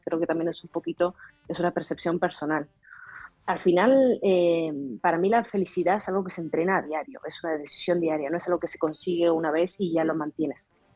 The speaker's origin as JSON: {"language": "Spanish", "country": "Argentina", "moved": "yes", "said": "yo soy argentina, ¿no? Y, tuvimos que emigrar en su momento por la situación política que hubo en el 2021 con el, 2001 con el corralito"}